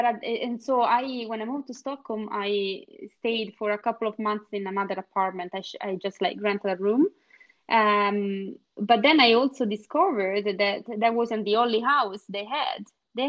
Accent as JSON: {"language": "English", "region": "Scotland", "country": "United Kingdom", "second_language": "English", "moved": "as an adult", "lives_now": "Sweden", "said": "But that idea was already in me when I moved out from Scotland and and just before coming to Sweden, I started to look exactly for that."}